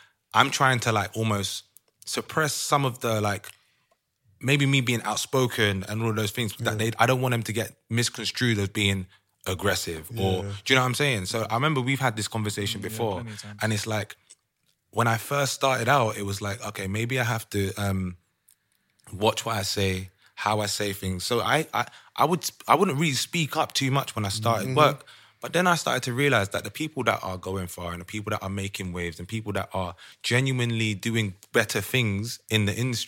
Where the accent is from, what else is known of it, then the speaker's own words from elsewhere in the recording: United Kingdom; now in Amsterdam, Netherlands; as British people